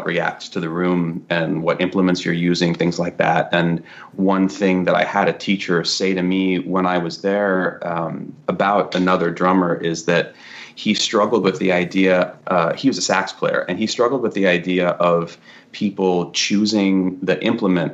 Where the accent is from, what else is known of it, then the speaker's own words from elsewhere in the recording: San Francisco North Bay, California, United States; moved away as an adult; also born or lived in Seattle; now in New York, United States; I'm from California originally, and I went to college in Seattle for music